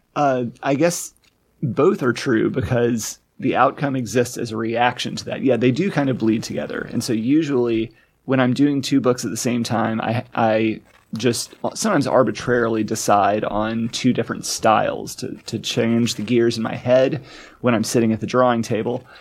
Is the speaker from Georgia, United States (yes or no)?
no; Arkansas, United States; moved away; my home state of Arkansas